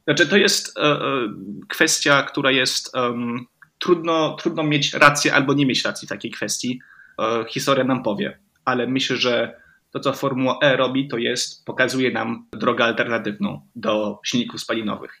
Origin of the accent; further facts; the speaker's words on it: Romandy, Switzerland; ja jestem z Szwajcarii, ogólnie rzecz biorąc. Oczywiście mama jest z Polski, więc e, e, nauczyliśmy się po polsku mówić w domu, ale ogólnie wychowałem się w Szwajcarii